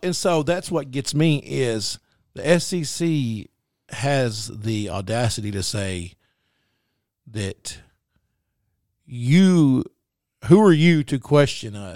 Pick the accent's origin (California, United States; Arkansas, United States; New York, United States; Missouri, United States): Arkansas, United States; Mineral Springs; I grew up in South Arkansas down in Middle Springs